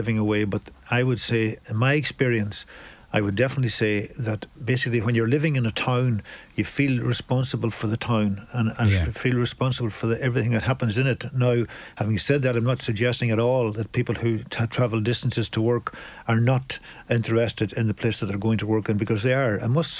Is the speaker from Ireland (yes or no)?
yes; Ireland; growing up in Ireland today, because it's not as simple growing up today as it was when I was growing up in the 40s and 50s.